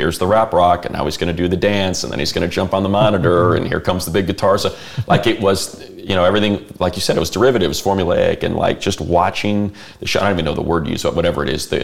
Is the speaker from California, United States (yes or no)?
no; Chicago, Illinois, United States; I grew up in Chicago on bands like Wax Trax bands